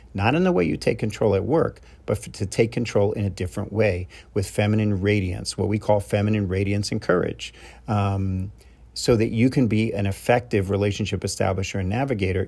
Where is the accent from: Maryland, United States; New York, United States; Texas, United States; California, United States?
New York, United States; I'm from New York